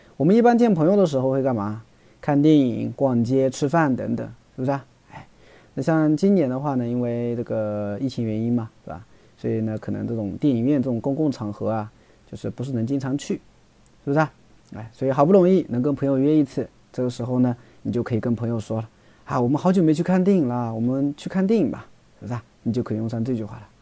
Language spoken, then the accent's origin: Chinese; China; 我们中国人